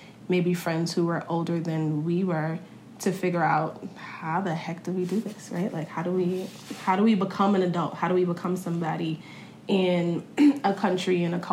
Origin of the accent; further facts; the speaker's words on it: New York City, New York, United States; I grew up in Brooklyn. I grew up in Crown Heights.